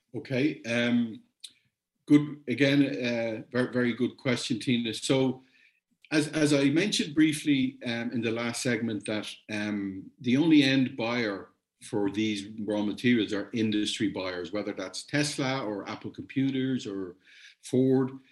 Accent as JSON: {"language": "English", "country": "Ireland", "said": "I'm Irish"}